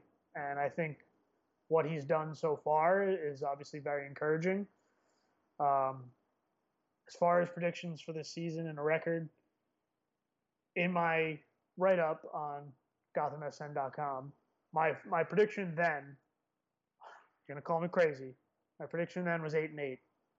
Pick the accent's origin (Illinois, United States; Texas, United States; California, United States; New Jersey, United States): New Jersey, United States; I'm Irish and I'm from New Jersey.